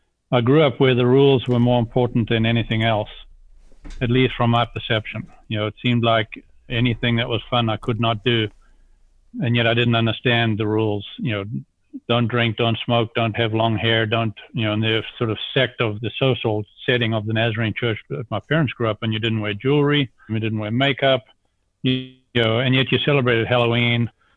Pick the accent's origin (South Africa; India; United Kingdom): South Africa; moved away as an adult; also born or lived in Zambia; now in United States; I'm an accent without a country now after 43 years of having left South Africa. I grew up in Zambia in South Africa